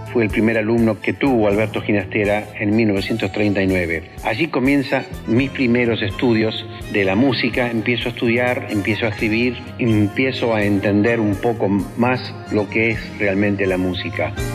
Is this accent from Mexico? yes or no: no; Argentina; Yo soy argentino y yo creo que mi música tiene que ser argentina, tiene que tener perfume a mi tierra.